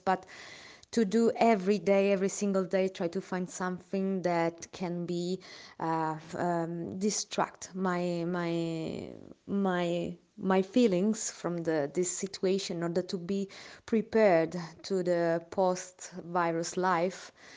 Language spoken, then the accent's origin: English; Milan, Lombardy, Italy; English is a second language; I'm Italian. I'm from Milan